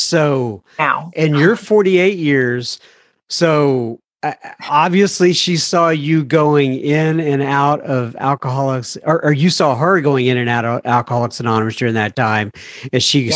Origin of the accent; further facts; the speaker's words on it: Texas, United States; I wasn't born in Texas, but I got here when I was like uh, I don't know five years old